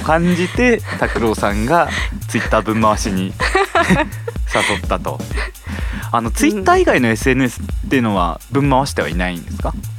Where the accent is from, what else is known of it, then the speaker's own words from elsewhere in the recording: Sapporo, Hokkaido, Japan; moved away as an adult; now in Tokyo, Japan; 生まれも育ちも札幌の